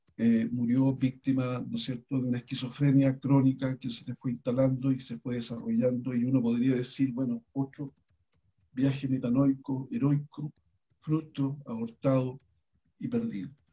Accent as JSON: {"language": "Spanish", "country": "Chile", "said": "somos los chilenos"}